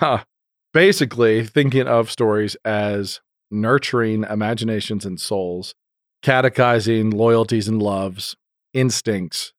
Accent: Idaho, United States; I'm from Idaho

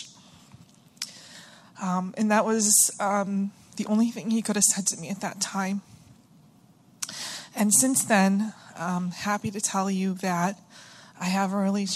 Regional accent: Stoneham, Massachusetts, United States; I'm from Stoneham, Massachusetts, which is just north of Boston

